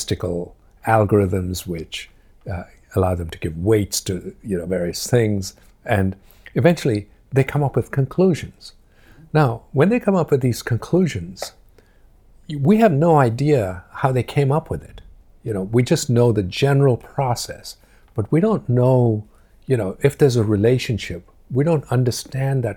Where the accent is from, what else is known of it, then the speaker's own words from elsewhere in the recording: India; moved away as an adult; now in Cambridge, United Kingdom; when I grew up in India